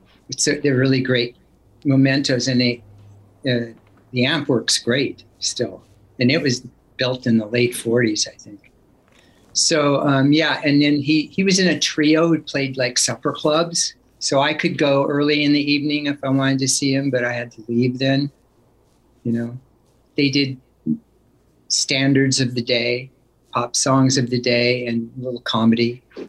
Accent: Oakland, California, United States; born there; Well, I was born in Oakland, and then we lived there and in that area until I was about 5 years old.

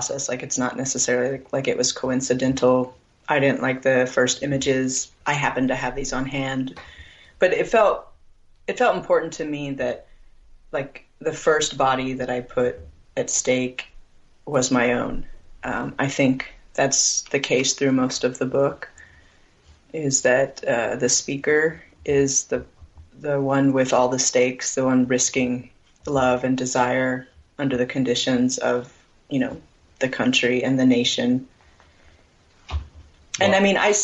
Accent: Needles, California, United States; now in Arizona, United States; I now live on the Arizona side, but I grew up on the California side in Fort Mojave, which is on the edge of Needles, California, and the Colorado River

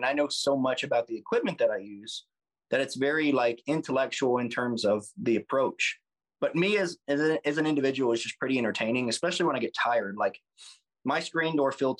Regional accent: the South, United States; being from the South

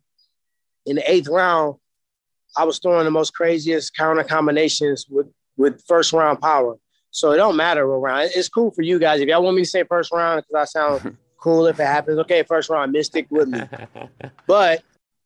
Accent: St. Louis, Missouri, United States; I'm from St. Louis

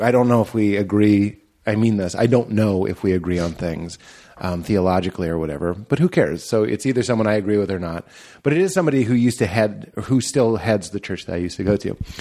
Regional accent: Lexington, Massachusetts, United States; I grew up in Lexington, Mass

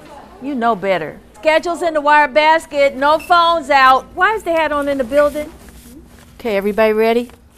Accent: Oakland, California, United States; graduated from McClymonds. 50-some years ago, 1966. I grew up in West Oakland on 9th Street between Cypress and Center. And I went to Prescott.

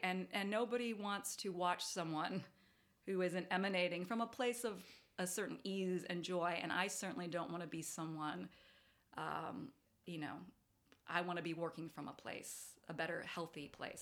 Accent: Davis, California, United States; moved away; I grew up, um, in Davis, California

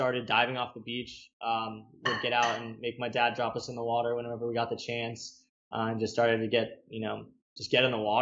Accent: Hollywood, Florida, United States; So I grew up in South Florida, like Hollywood, which is between Fort Lauderdale and Miami, but I just tell everyone I'm from Fort Lauderdale

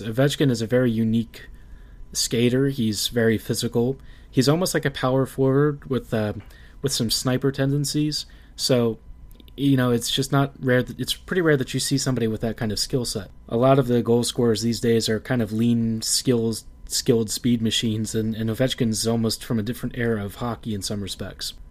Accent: Baltimore, Maryland, United States; my hometown, Baltimore

